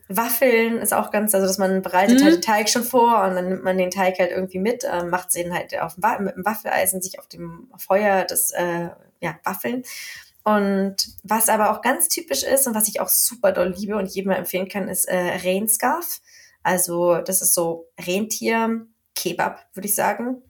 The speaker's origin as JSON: {"language": "German", "country": "Germany", "accent": "hard German", "moved": "yes", "lives_now": "Sweden", "said": "mein Schwedisch mit meinem harten deutschen Akzent"}